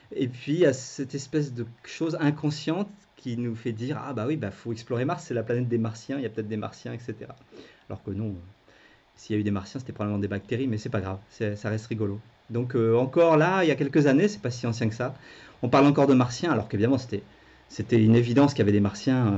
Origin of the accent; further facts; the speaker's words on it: France; quand on est français